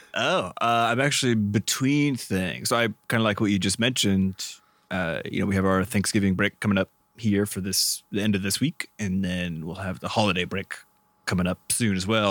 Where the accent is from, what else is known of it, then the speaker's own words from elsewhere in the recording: Midwest, United States; where I grew up, we grew up in the Midwest in the United States